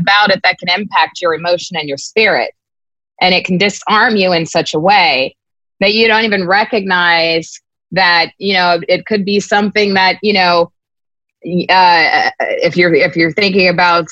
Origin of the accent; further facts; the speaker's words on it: United States; us as African Americans